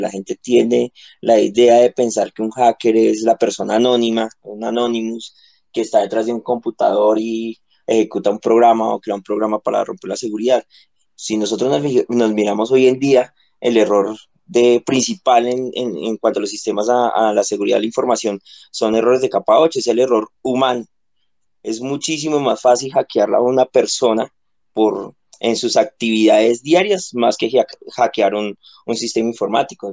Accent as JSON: {"language": "Spanish", "country": "Colombia", "said": "soy colombiano"}